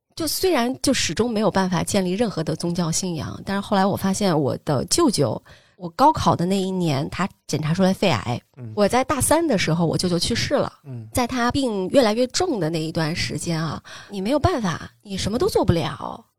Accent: Xi'an, Shaanxi, China; 我可能经历的就是一次搬家，在我上高三的时候，十六岁，从跟糖糖家离得很近的那个地方，我们那儿叫边家村。我从小是住在那儿的，我出生也是跟糖糖在同一家医院的

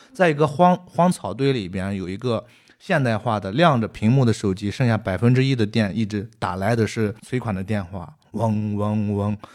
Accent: Shanxi, China; accent: Shanxi; now in Beijing, China; 我们都是山西导演，拍的山西故事，所有的发生的场景、环境，我们的乡音都是山西的

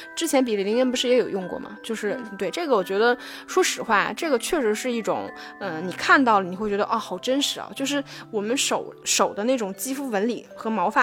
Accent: China; 我们中国人的这种

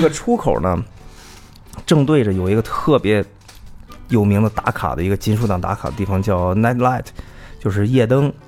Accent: China; 我们是来自中国

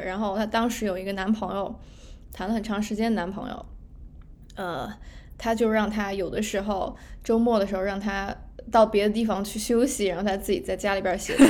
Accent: Yunnan, China; 我是云南人

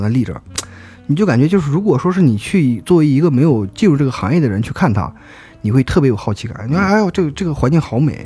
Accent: Xinjiang, China; 我们新疆人

